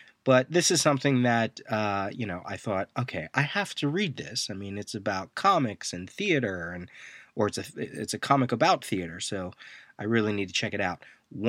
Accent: Reading, Pennsylvania, United States; one of the community theaters that I grew up in back in Reading, Pennsylvania.

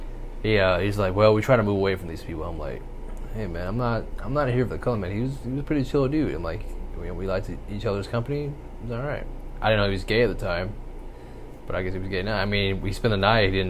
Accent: Spring Hill, Tennessee, United States; also born or lived in Murfreesboro, Tennessee; from second to seventh grade, we all of a sudden we moved from Spring Hill. We went to Murfreesboro, which is like 30 miles to an hour outside of Spring Hill.

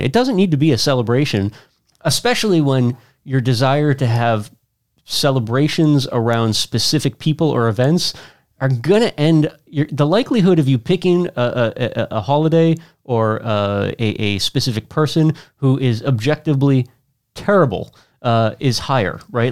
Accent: Worcester, Massachusetts, United States; as an Irish guy from the west side of Worcester who probably didn't get to the east side until sometime in my late teens

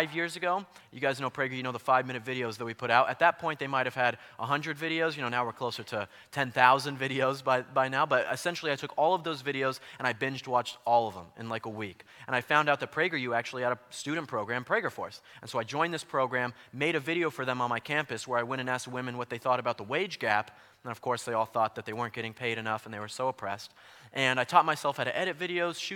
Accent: Colorado, United States; now in California, United States; So I'm from Colorado

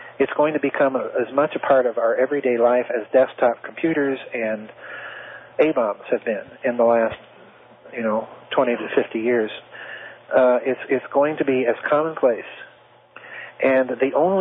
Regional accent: South Dakota, United States; I was raised in South Dakota where there were very few black people

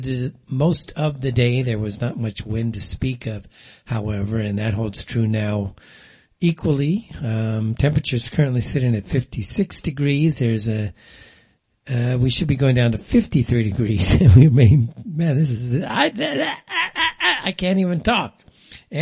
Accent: Pasadena, California, United States; I grew up in Pasadena

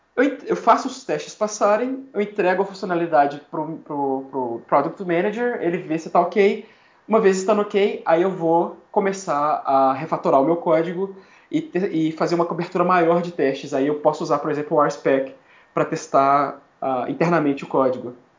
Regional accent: Brazil; moved away as an adult; also born or lived in Miami, United States; now in New York, United States

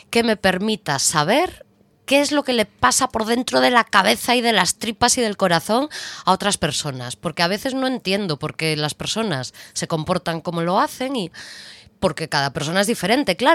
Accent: A Coruña, Galicia, Spain; moved away; las dos somos de Coruña.

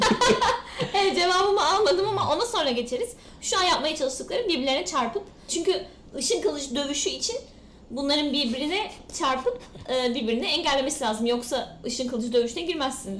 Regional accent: Denizli, Turkey; ben de zaten denizliyim.

